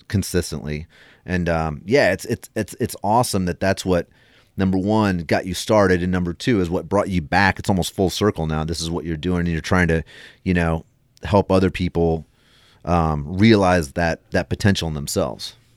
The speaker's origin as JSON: {"language": "English", "country": "United States", "tie": "born or raised there", "said": "we grew up in United States"}